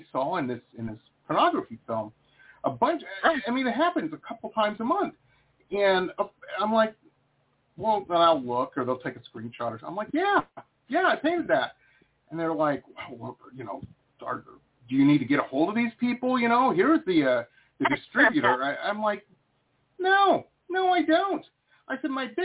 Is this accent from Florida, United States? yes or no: no; Detroit, Michigan, United States; moved away as an adult; also born or lived in Boston / San Diego; I grew up in Detroit, went to school in Boston